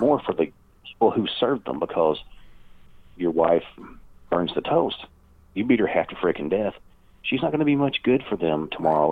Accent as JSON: {"language": "English", "region": "Kentucky", "country": "United States", "tie": "born or raised there"}